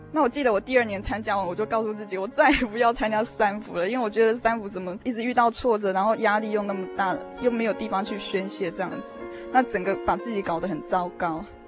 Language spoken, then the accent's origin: Chinese; central-southern Taiwan, Taiwan; 我从小是在中南部地区长大的孩子